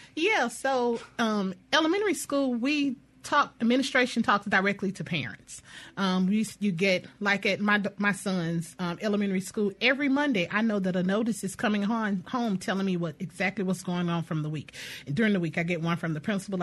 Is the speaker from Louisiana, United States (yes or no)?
yes; Louisiana, United States; now in Jackson, United States; I'm a I'm a native of Louisiana